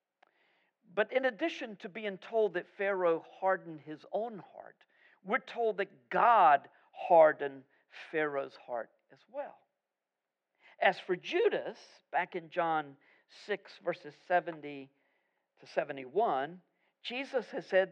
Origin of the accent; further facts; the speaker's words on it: United States; I'm as American as you are